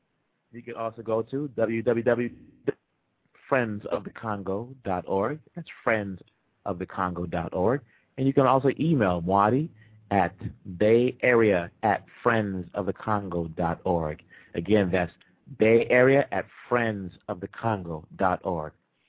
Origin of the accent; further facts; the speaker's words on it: DR Congo; moved away; I was born in Congo.